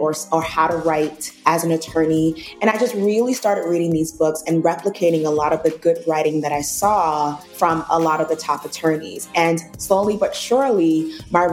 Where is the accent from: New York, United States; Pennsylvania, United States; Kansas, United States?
New York, United States; New York City; I grew up in the projects of Brooklyn, New York.